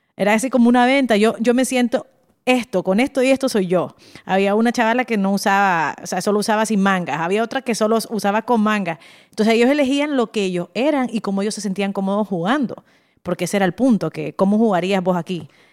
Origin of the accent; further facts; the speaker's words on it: Nicaragua; somos nicas. O sea, eso es Nicaragua